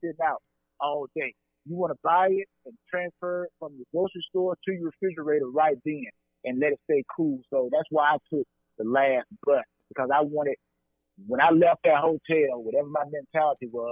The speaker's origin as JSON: {"language": "English", "town": "LaGrange", "region": "Georgia", "country": "United States", "tie": "born or raised there", "also_born_or_lived": "Atlanta, Georgia", "said": "I'm a Georgia native, so I want everybody to understand that. Born and raised in LaGrange, Georgia"}